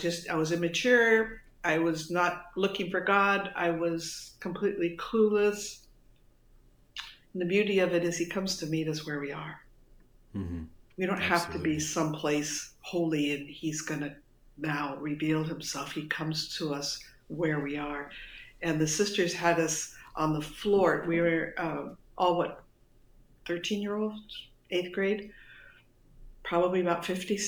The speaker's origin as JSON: {"language": "English", "area": "suburb of Los Angeles", "region": "California", "country": "United States", "tie": "born or raised there", "also_born_or_lived": "Detroit, Michigan"}